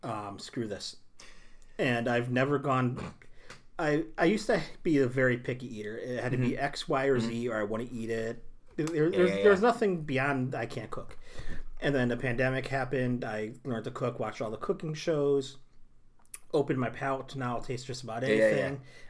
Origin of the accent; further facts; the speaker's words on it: United Kingdom; I'm British, so I can handle tea.